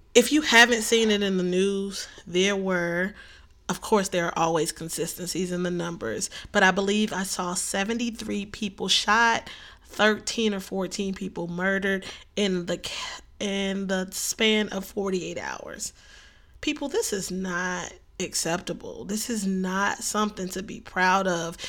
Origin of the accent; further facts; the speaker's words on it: Chicago, Illinois, United States; I'm from the city of Chicago